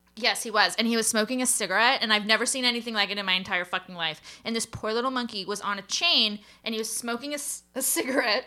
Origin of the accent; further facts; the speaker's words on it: United States; I'm an American